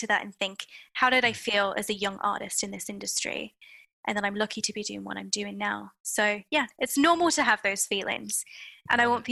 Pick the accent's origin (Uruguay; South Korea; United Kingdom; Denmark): United Kingdom; being British